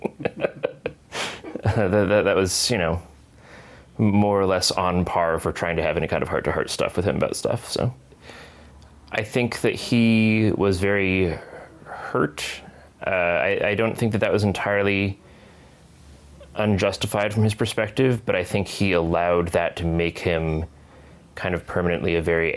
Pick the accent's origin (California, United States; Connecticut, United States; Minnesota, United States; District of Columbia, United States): Connecticut, United States; northwest; I grew up in Connecticut, in sort of the northwest corner